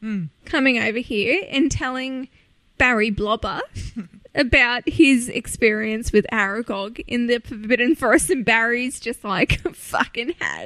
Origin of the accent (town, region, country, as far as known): Australia